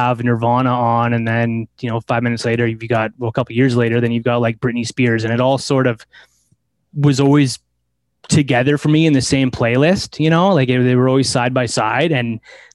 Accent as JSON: {"language": "English", "town": "Delta", "region": "British Columbia", "country": "Canada", "tie": "born or raised there"}